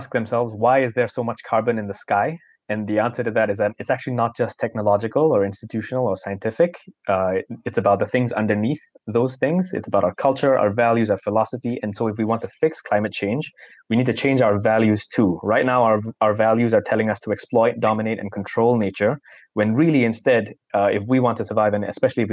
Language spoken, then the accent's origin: English; Singapore; a Singaporean adult, not too far removed from the days of being a child and from my own education